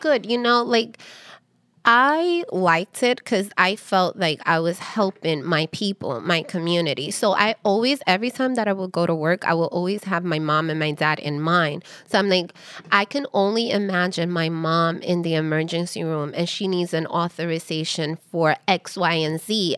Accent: New York City, New York, United States; also born or lived in Harlem; I am Dominican descent. I'm American born here, raised in Washington Heights

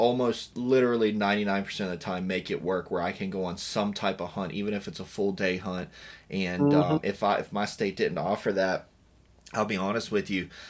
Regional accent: Virginia, United States; I grew up in Virginia

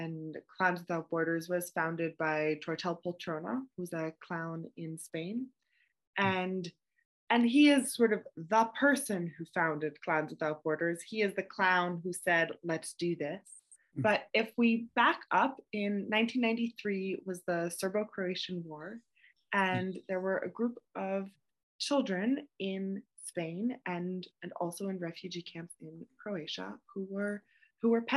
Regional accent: Vermont, United States; I grew up in Vermont

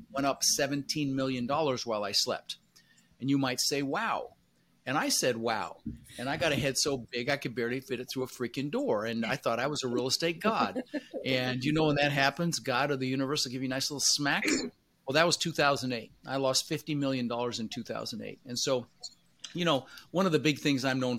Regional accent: Denver, Colorado, United States; English is a second language; also born or lived in Netherlands; I was born in the Netherlands, you know, wooden shoes and windmills, and immigrated when I was 6 years old with my brother Albert, my mother's Vancha. Ended up in Denver, Colorado

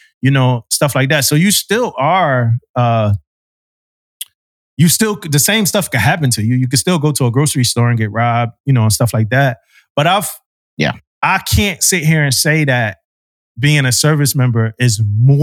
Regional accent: Philadelphia, Pennsylvania, United States; moved away; also born or lived in Florida; I grew up in South Philadelphia

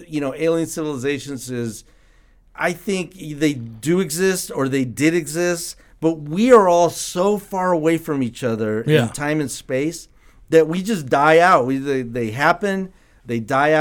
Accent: San Diego, California, United States; I'm from San Diego

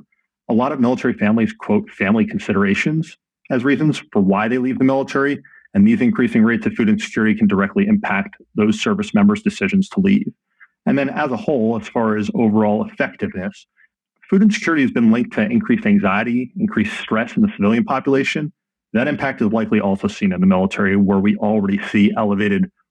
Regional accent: New Jersey, United States; moved away as an adult; also born or lived in Michigan / Colorado / Georgia / Denver; I grew up in New Jersey as the child of two immigrants to the United States.

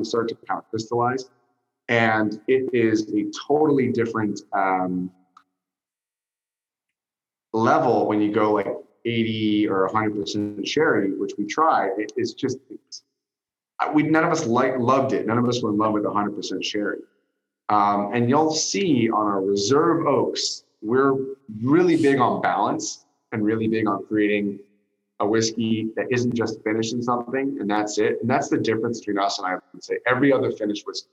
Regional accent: San Francisco, California, United States; now in Los Angeles, United States; I was born in San Francisco. I live in Los Angeles

